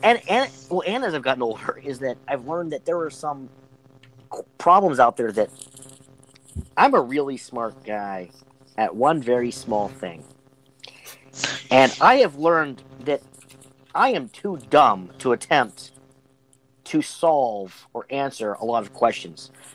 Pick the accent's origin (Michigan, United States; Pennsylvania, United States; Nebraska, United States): Pennsylvania, United States; Western; from Western PA, but you know, I I didn't grow up in the city. I grew up in the sticks